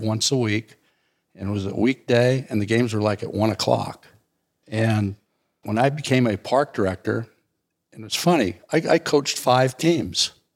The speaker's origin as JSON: {"language": "English", "town": "Alameda", "region": "California", "country": "United States", "tie": "born or raised there", "also_born_or_lived": "Wenatchee, Washington"}